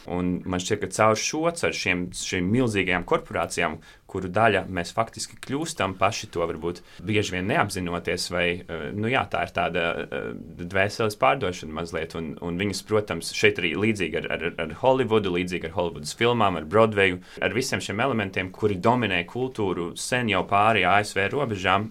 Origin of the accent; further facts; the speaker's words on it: Latvia; es arī piedzimu un uzaugu Latvijā